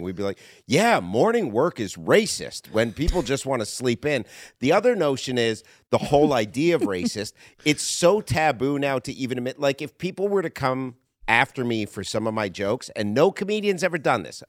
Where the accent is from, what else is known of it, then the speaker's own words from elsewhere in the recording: Canada; moved away as an adult; now in United States; I come from Canada originally. I, I moved here from Canada ten years ago.